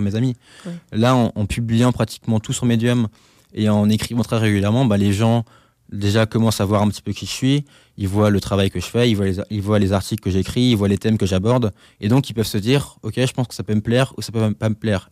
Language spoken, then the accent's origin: French; Alsace, Grand Est, France; moved away; Chez moi, en Alsace